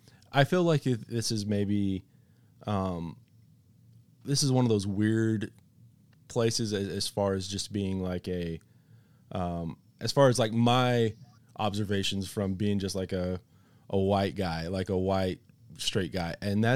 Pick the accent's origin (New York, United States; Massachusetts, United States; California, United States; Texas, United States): Texas, United States; West; I grew up in West Texas